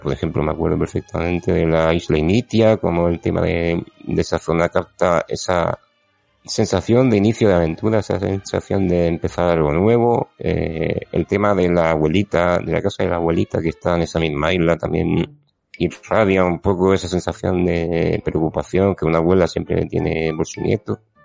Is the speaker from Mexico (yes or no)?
no; Region of Murcia, Spain; moved away; Esta vez toca grabar desde mi tierra de nuevo, en Murcia